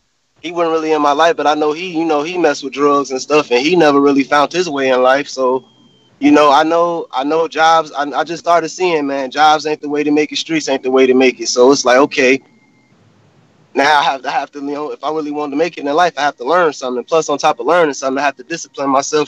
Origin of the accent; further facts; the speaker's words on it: Chicago, Illinois, United States; I grew up in Chicago